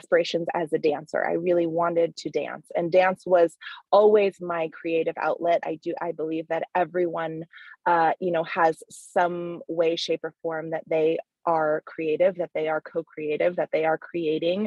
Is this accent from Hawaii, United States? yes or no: yes; Hawaii, United States; moved away as an adult; also born or lived in Canada / New York City; I was actually born in Canada. And then we moved to Hawaii when I was a kid. So Hawaii is really like, you know, that's where my blood, sweat, and tears of like the pains of adolescence are. So that's my home. So I grew up in Hawaii